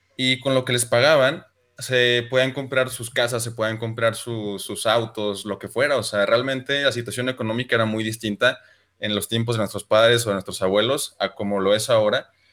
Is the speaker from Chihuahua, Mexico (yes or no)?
yes; Chihuahua, Mexico; soy de Chihuahua